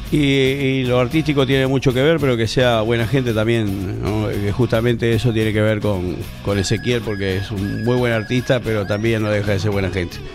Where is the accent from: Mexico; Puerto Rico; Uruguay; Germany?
Uruguay; now in Casanova, Argentina; mi club de inicio fue Nacional de Montevideo, soy uruguayo.